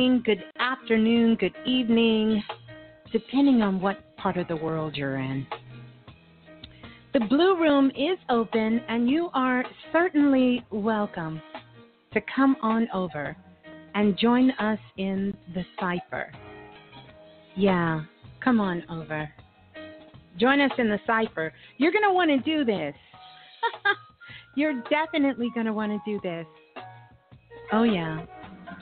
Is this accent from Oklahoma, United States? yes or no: no; New York City, New York, United States; Brooklyn's in the house. That's my hometown